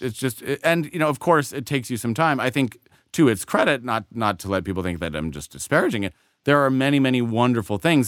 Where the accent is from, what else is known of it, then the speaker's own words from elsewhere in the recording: Colorado, United States; also born or lived in Europe; now in Los Angeles, United States; I grew up in Colorado